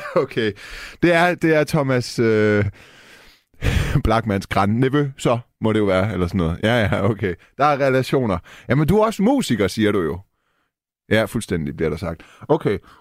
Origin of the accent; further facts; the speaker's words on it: Denmark; Jeg er jo født og opvokset i Danmark